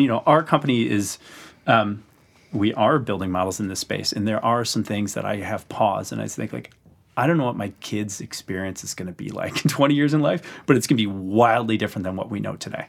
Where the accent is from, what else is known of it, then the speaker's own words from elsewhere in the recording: Wisconsin, United States; moved away; I'd spend falls in my hometown of Wisconsin